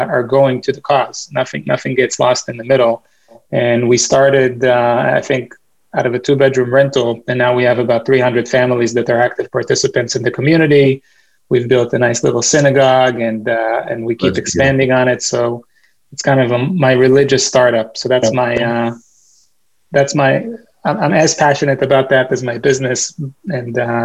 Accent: Boston, Massachusetts, United States; I'm from Boston

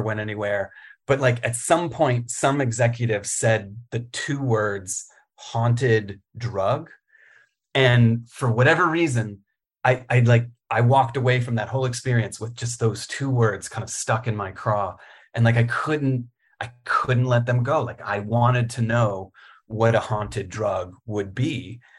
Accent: Richmond, Virginia, United States; also born or lived in Roanoke, Virginia; I was born in Roanoke. uh, born in the Blue Ridge and, uh, raised in Richmond

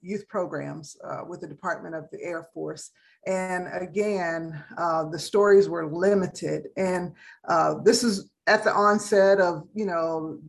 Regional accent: Asheville, North Carolina, United States; growing up in Asheville, North Carolina, at the time that I was in school

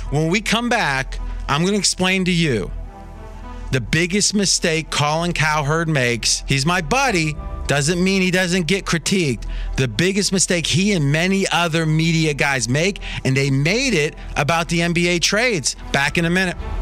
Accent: Ohio, United States; I grew up in Ohio

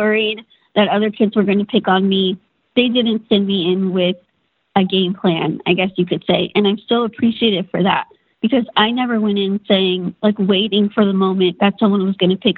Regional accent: Austin, Texas, United States; was born in Austin, Texas, my parents' first child

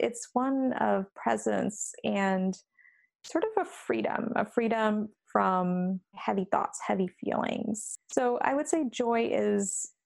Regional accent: India; we're both Indian

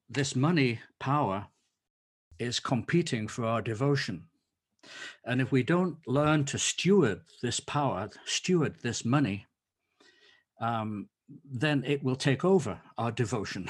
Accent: England, United Kingdom; moved away as an adult; now in Leiden, Netherlands; I'm an Englishman

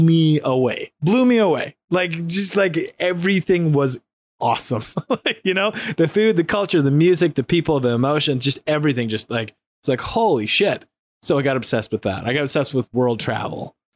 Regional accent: North Dakota, United States; I grew up in North Dakota

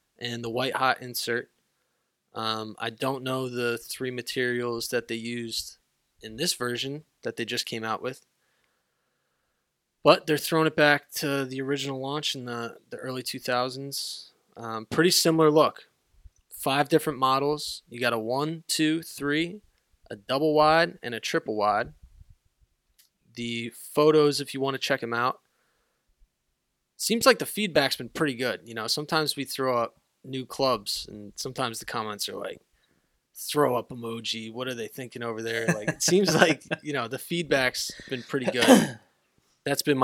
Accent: Northeast, United States; I grew up playing in the Northeast in not so warm conditions

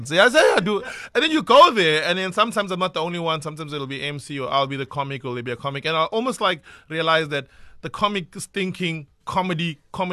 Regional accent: Durban, KwaZulu-Natal, South Africa; also born or lived in Hillcrest; where I'm from Newlands East or Wentworth

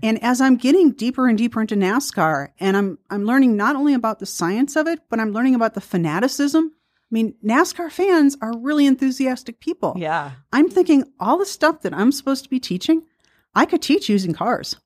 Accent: Milwaukee, Wisconsin, United States; I grew up in Milwaukee

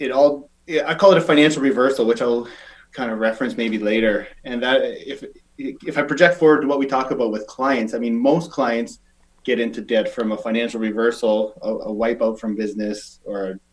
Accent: Saskatchewan, Canada; also born or lived in Calgary; now in Victoria, Canada; I'm from Saskatchewan

